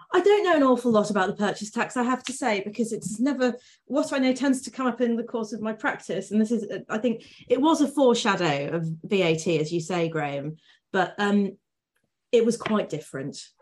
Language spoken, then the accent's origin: English; Lincolnshire, East Midlands, United Kingdom; I'm from Lincolnshire